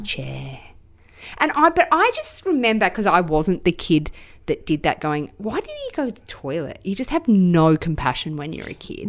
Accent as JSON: {"language": "English", "country": "Australia", "said": "as an Australian"}